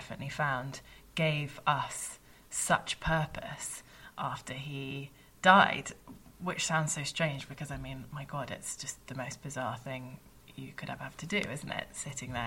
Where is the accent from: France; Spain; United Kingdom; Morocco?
United Kingdom; being British